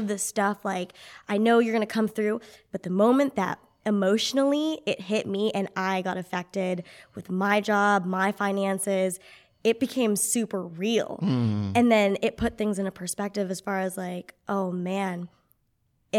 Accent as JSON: {"language": "English", "town": "Clovis", "country": "United States", "tie": "born or raised there", "moved": "yes", "said": "spent some time with my family in Clovis, back in my hometown"}